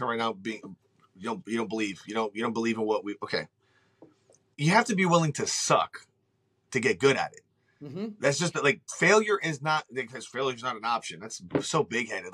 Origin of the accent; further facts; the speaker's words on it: Puerto Rico; I'm Puerto Rican